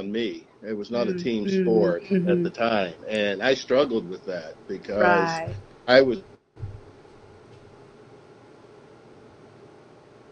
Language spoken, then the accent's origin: English; a small town called Marshtown, East Tennessee, United States; I grew up in East Tennessee